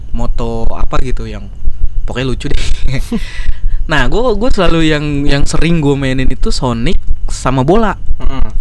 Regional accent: Jakarta, Indonesia; gue salah satu anak yang beruntung di kalangan gue di daerah gue di Jakarta yang punya Sega

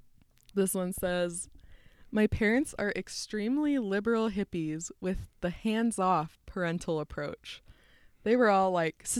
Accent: Utah, United States; growing up in Utah and learning that it's like such a bubble

